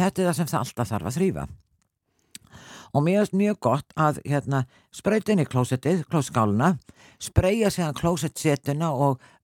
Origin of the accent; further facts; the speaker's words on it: Selfoss, Southern Region, Iceland; ég, náttúrulega frá Selfoss